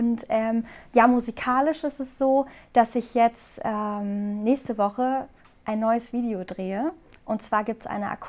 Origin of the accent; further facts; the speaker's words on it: Karlsruhe, Baden-Württemberg, Germany; also born or lived in Hamburg; Also ich habe immer gesagt, dass ähm, Hamburg eigentlich so meine Heimat geworden ist, aber Karlsruhe, da wo ich herkomme, das ist mein Zuhause.